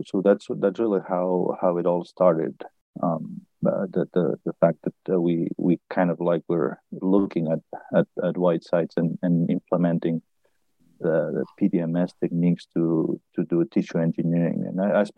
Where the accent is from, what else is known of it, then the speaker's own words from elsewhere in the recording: Barcelona, Catalonia, Spain; moved away as an adult; also born or lived in Boston / Berkeley; I was born in Barcelona, and I studied physics